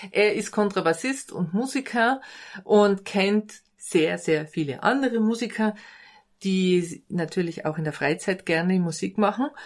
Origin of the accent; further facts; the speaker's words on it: Bad Kohlgrub, Bavaria, Germany; Für mich ist das hier der ideale Ort. Ich bin hier im Dorf aufgewachsen. Ich liebe die Atmosphäre und die schöne Landschaft hier